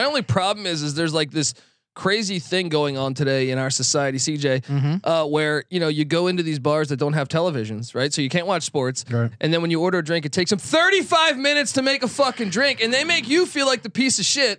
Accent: Washington, District of Columbia, United States; I mean, I'm from Washington D.C. I've seen the Bullets turn into the Wizards.

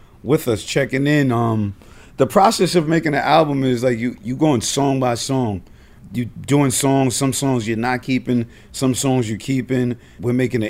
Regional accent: Yonkers, New York, United States; we're coming from Yonkers, New York

